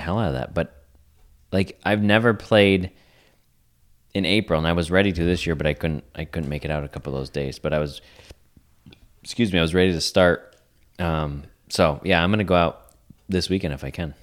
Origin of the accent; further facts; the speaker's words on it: North Country, New York, United States; growing up in the North Country